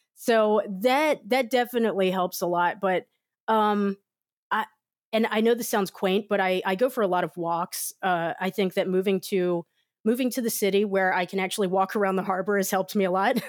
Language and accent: English; United States